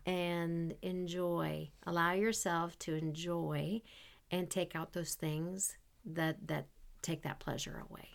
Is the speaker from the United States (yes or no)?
no; Canada; moved away; I was from Canada